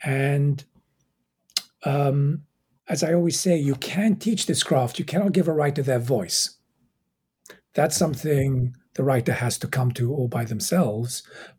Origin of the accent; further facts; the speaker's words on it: England, United Kingdom; also born or lived in Egypt; I was raised in England. I was born in Egypt, raised in England. I did go back to Cairo to do my undergraduate degrees.